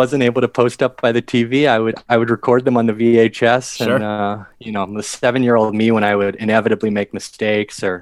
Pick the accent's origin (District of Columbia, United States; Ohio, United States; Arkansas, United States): District of Columbia, United States; Washington; I grew up in the Washington, D.C. area